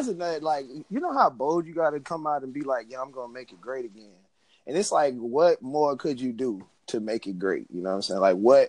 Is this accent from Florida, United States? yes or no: yes; Miami, Florida, United States; moved away as an adult; also born or lived in Orangeburg, South Carolina; I'm from Miami, Florida.